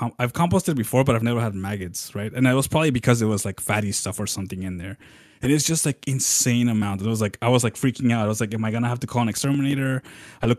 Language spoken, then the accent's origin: English; Southwest, United States; moved away; I come from the Southwest